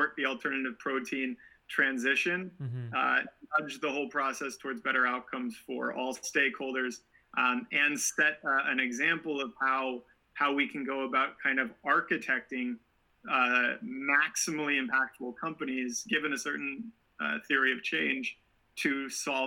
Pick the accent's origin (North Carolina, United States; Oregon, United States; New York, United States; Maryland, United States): Oregon, United States; Portland; I grew up in Portland, so we didn't have waves right nearby, but we spent a lot of time on the coast.